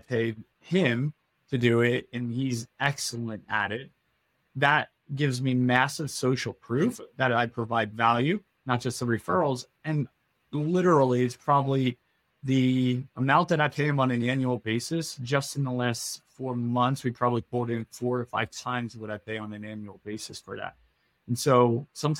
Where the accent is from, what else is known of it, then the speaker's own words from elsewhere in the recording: outside of the Philadelphia area, New Jersey, United States; I grew up in New Jersey, outside of the Philadelphia area